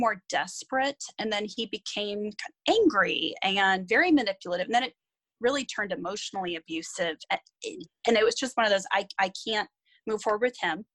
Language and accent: English; San Diego, California, United States; moved away as an adult; I grew up in San Diego with my parents and older brother